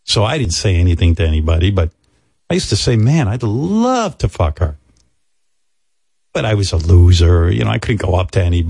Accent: Rockville Centre, New York, United States; also born or lived in Roosevelt, New York; I moved from Roosevelt, Long Island to Rockville Center

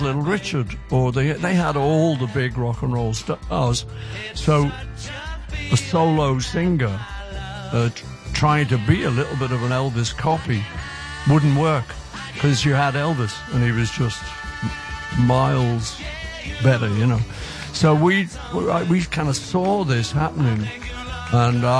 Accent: Liverpool, North West England, United Kingdom; we're from Liverpool

